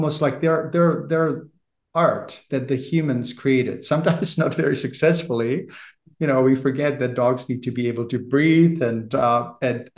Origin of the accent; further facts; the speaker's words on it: Czechia; moved away as an adult; also born or lived in Prague; now in Canada; I'm from the Czech Republic originally, I've lived in Canada for 30 years